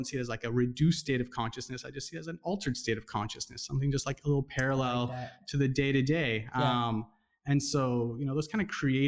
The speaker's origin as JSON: {"language": "English", "region": "Southern California", "country": "United States", "tie": "born or raised there", "also_born_or_lived": "Orange County / Los Angeles / Bay Area", "said": "I grew up in Southern California, kind of bounced back between Orange County and LA most of my life."}